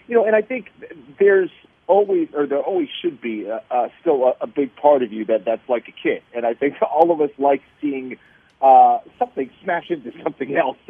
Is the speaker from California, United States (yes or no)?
no; Boston, Massachusetts, United States; born there; also born or lived in Los Angeles; Actually, I was born in Boston.